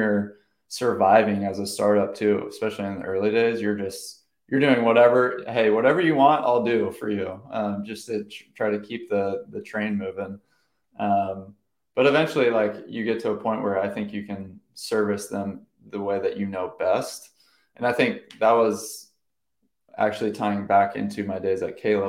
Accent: Orange County, California, United States; I'm from Orange County

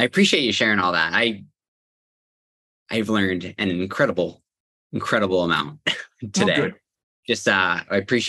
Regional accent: Pittsburgh, Pennsylvania, United States; I'm from Pittsburgh, Pennsylvania

